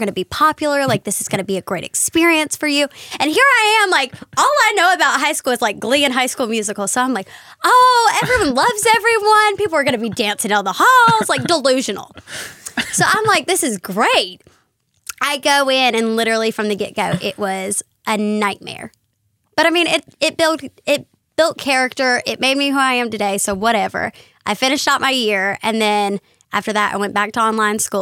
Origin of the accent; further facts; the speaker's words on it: North Carolina, United States; I grew up in North Carolina